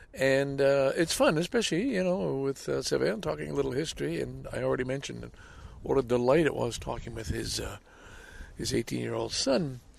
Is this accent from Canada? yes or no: yes; Valleyfield, Quebec, Canada; This is in Valleyfield, Quebec, my hometown, as you know.